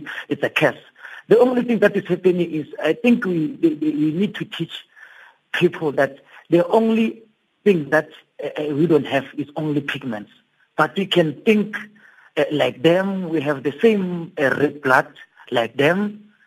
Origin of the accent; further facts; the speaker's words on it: Daveyton, Gauteng, South Africa; where I grew up in Davidton